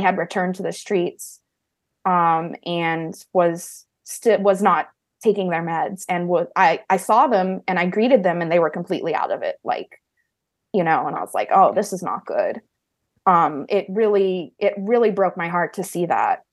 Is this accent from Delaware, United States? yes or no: no; Oklahoma, United States; moved away as an adult; now in California, United States; it was in my hometown in Oklahoma that I stayed, and I've pretty much decided never to go back to Oklahoma